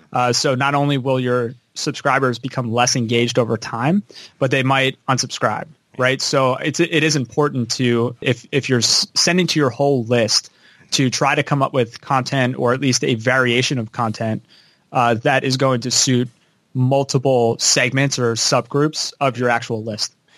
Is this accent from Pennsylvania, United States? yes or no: yes; Philadelphia, Pennsylvania, United States; I'm from Philadelphia, right outside Philadelphia, Pennsylvania. I kind of grew up on the East Coast my whole life